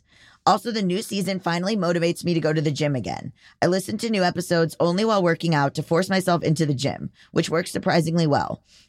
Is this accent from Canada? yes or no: no; Germany; English is a second language; moved away as an adult; I'm from Germany and I lived in the US for a while, teaching German at an American college.